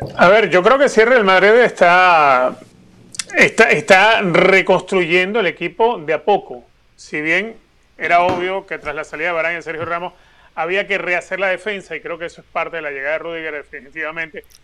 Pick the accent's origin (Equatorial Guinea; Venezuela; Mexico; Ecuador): Venezuela; now in United States; Yo nací en Venezuela y hoy en día soy americano